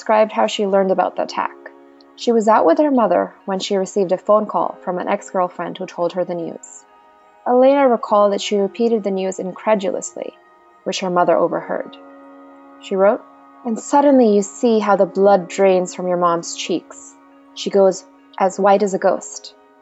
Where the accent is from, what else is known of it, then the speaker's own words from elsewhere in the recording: Pakistan; as a Pakistani